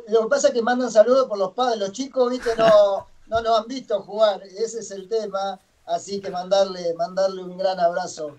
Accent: Arocena, Santa Fe, Argentina; moved away as an adult; also born or lived in Chile; yo soy de Santa Fe, yo soy de un pueblito muy chico de Arocena, se llama, hasta 60 kilómetros de, de Santa Fe

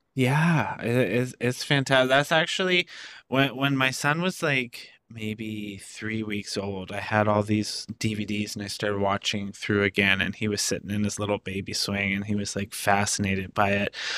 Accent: Canada; where I grew up in Canada

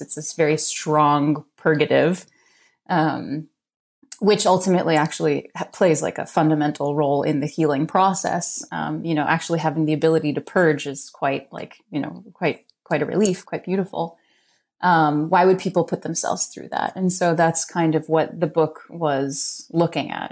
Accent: New York City, New York, United States; I grew up in New York City

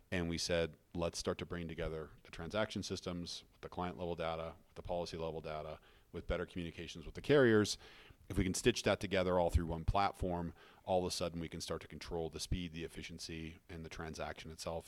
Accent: Fruita, Colorado, United States; also born or lived in Wheat Ridge, Colorado / Denver, Colorado; I grew up in, uh, Fruta, Colorado, outside of Grand Junction

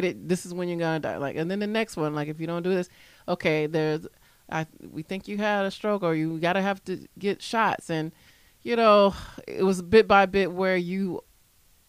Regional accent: Florida, United States; I grew up right in Florida when they stopped burying people in your own yard

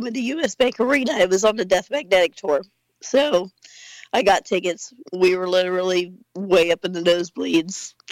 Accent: Springfield, Ohio, United States; I'm from Springfield, Ohio

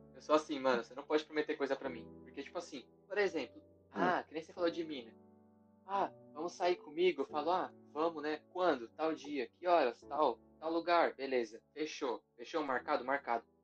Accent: Guarulhos, São Paulo, Brazil; now in São Bernardo do Campo, Brazil; morei minha vida inteira em Guarulhos, só esse ano que eu me mudei

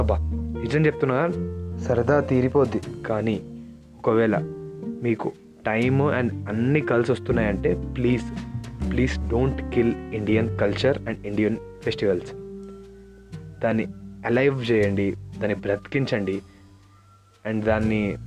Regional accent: India; మనం పుట్టి పెరిగింది ఇక్కడే కదా

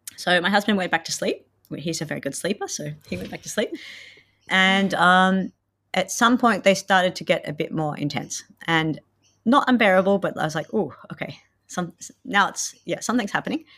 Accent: Australia; moved away as an adult; now in Finland; I'm from Australia, and I've lived in Finland for eight years.

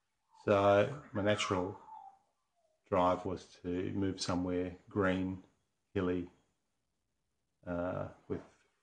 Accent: west of Toowoomba, Queensland, Australia; now in Great Southern, Western Australia, Australia; I come from a wheat farm in Queensland.

